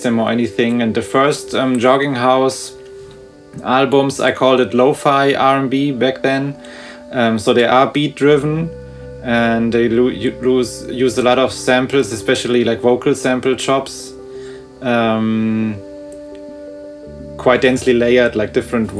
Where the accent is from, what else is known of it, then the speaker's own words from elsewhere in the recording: suburb of Frankfurt, Hesse, Germany; I live in Frankfurt, and I grew up like in a, I don't know if it's officially a suburb or just a smaller town before the city. I don't know what the right term would be, but like 20 or 15 minutes from here.